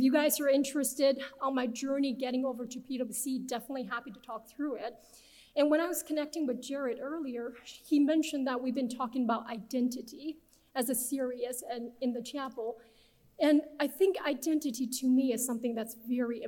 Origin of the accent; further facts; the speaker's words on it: Beijing, China; English is a second language; moved away as an adult; also born or lived in Nebraska, United States; now in United States; I'm originally from Beijing, China, and came to the US as an international transfer student